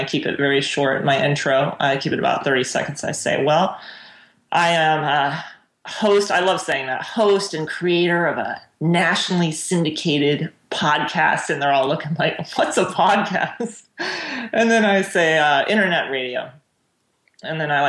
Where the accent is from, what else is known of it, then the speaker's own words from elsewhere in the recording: Orlando, Florida, United States; also born or lived in Honduras; now in Lakeland, United States; I'm actually from Orlando